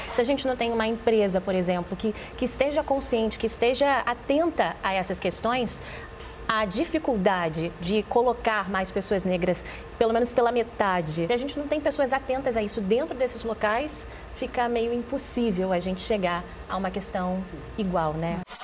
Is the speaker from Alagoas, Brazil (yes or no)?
no; Duque de Caxias, Rio de Janeiro, Brazil; now in São Paulo, Brazil; eu sou de Duque de Caxias